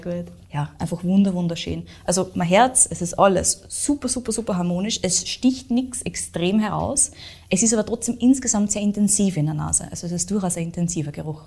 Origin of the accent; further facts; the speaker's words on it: Austria; bei uns in Österreich